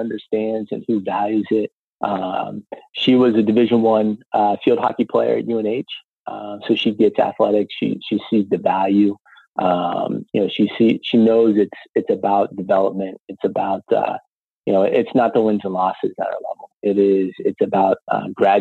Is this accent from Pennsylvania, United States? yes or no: yes; Meadville, Pennsylvania, United States; myself and my brother and sisters, we grew up on Allegheny College